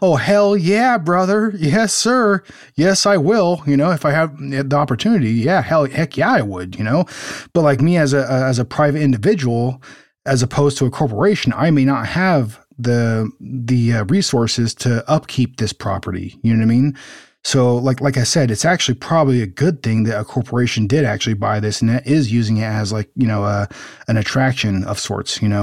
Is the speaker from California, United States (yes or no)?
yes; Pomona, California, United States; we grew up around the Pomona Fair Plex